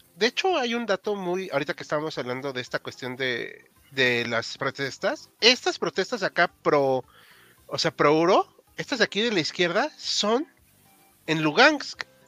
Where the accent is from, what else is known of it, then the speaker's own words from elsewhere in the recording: Mexico; como mexicano